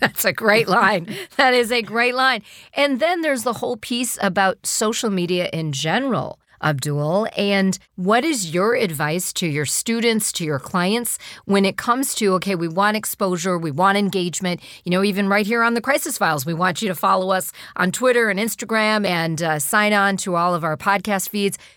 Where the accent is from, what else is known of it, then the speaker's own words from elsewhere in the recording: United States; being an American